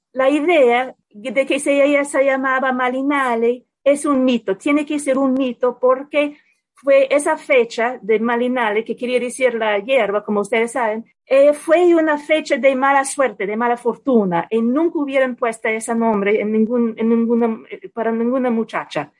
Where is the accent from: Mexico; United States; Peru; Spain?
United States; en mi país